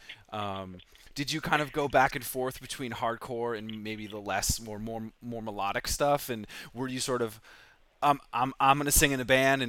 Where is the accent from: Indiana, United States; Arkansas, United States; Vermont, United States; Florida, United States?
Vermont, United States; I grew up in Vermont